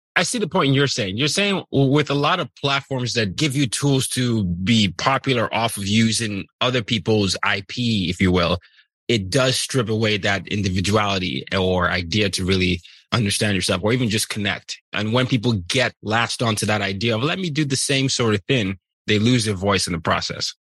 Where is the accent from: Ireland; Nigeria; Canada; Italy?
Nigeria; I'm Nigerian